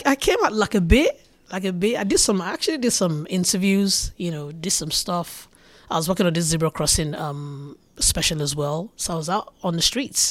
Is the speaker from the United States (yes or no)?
no; Lagos, Nigeria; also born or lived in Ijebu; I'm Niger, Lagos, babe. Or if I'm gonna go deeper from Ijebu